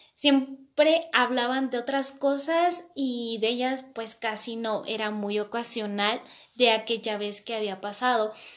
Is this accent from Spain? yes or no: no; Mexico; yo soy de México